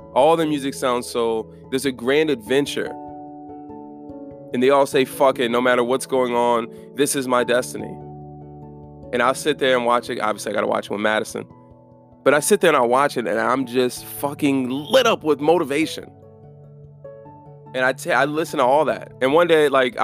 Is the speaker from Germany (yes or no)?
yes; Germany; I'm from Germany